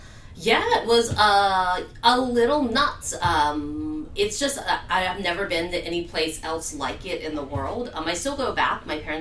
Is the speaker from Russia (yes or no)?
no; Steubenville, Ohio, United States; It began in Steubenville, Ohio. Note that I didn't say Steubenville, which is what many people think I say. Steubenville, it's a town of about 18,000 people on the Ohio River. It is a former steel town